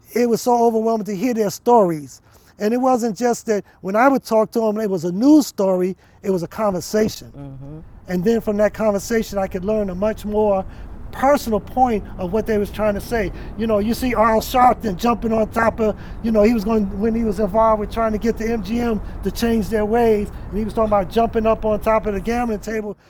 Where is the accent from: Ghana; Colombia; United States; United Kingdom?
United States; New York City, New York; now in Las Vegas, United States; Even though I grew up in New York City, I'm a Harlemite